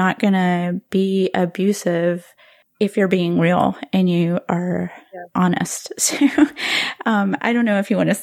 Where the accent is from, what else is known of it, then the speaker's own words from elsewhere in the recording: the American South, United States; as a Southerner